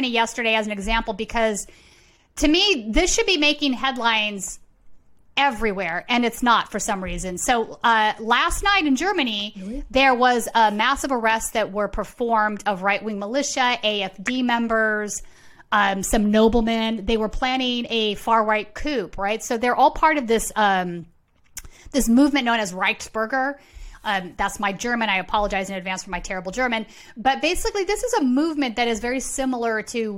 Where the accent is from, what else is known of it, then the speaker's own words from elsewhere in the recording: Sweden; moved away; Sweden, my home country